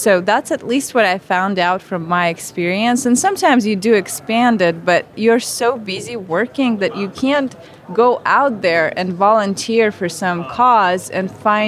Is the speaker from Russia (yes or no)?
yes; Siberia, Russia; moved away as an adult; now in United States; I was raised in Siberia, probably the worst place to be raised. I'm from a tiny mining town in the middle of nowhere